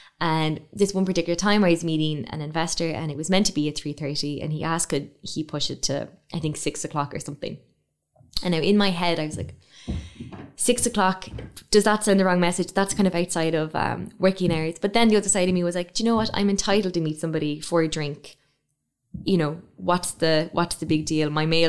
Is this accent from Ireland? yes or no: yes; Ireland; one of the most amazing things about being Irish is that we can talk about anything for so long